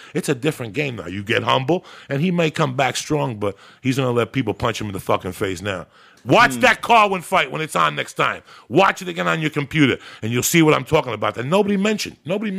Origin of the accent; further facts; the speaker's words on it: North Bergen, New Jersey, United States; moved away; also born or lived in Cuba; I grew up in North Bergen.